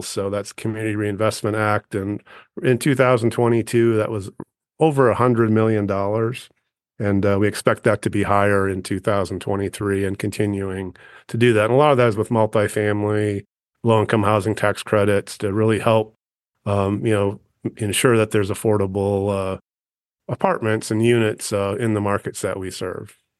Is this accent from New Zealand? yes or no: no; Western Wisconsin, United States; moved away as an adult; now in Montana, United States; I grew up in Western Wisconsin in a rural community